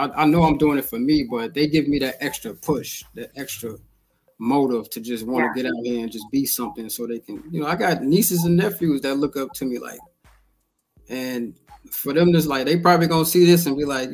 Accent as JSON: {"language": "English", "town": "Chicago", "region": "Illinois", "country": "United States"}